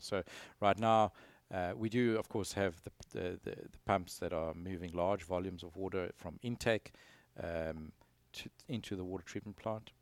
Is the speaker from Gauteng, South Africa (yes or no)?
no; Eastern Cape, South Africa; moved away as an adult; also born or lived in Stellenbosch / Johannesburg / Houston; now in United States; I grew up on the East Cape of South Africa